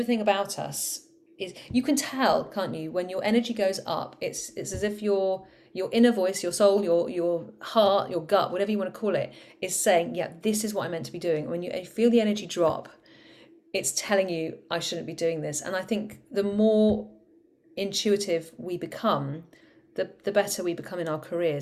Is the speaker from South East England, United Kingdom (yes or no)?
no; Cornwall, South West England, United Kingdom; I'm from Cornwall, and down in Cornwall we say proper job to everything